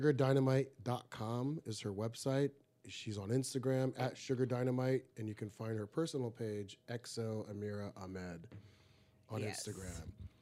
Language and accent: English; Riverside, California, United States; also born or lived in Egypt; We grew up in Riverside, California. I was born in, our background is Egyptian. I was born in Egypt, raised in the U.S., and you were born here and raised here. And we grew up in Riverside, California, four girls, two boys.